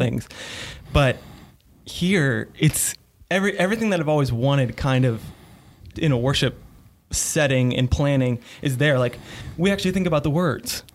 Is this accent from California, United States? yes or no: no; northern Kentucky, United States; moved away as an adult; now in Greenville, United States; I grew up in, uh, northern Kentucky